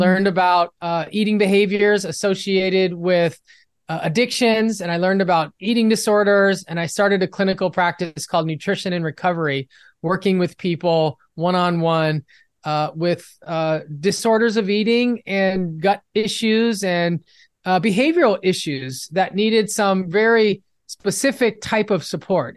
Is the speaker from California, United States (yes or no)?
yes; Los Angeles, California, United States; I'm from Los Angeles